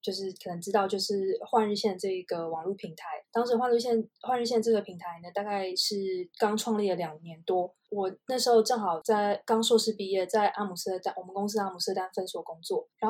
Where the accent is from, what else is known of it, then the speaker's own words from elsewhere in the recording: China; now in Netherlands; 所以我们是全家一起跟爸妈一起到中国居住。然后我是在那边算是长大的吧，大学在中国读。